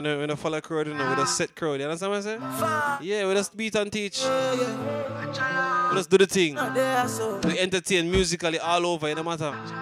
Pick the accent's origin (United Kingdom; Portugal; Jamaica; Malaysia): Jamaica; I'm still Jamaican